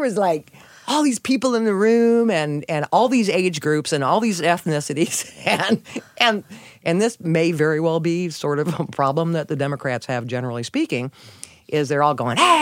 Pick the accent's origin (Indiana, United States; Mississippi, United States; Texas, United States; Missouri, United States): Missouri, United States; St. Louis; moved away as an adult; also born or lived in Houston; We're from St. Louis.